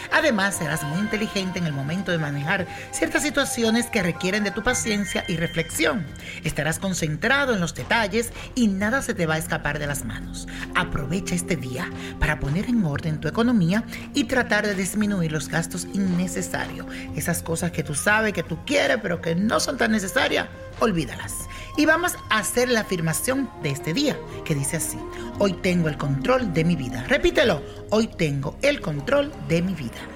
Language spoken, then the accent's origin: Spanish; Venezuela; soy de Venezuela